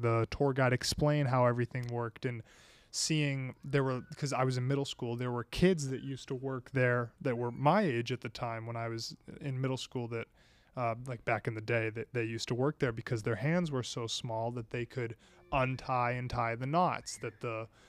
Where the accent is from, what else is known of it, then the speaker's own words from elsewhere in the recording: New Hampshire, United States; now in Arizona, United States; I'm originally from New Hampshire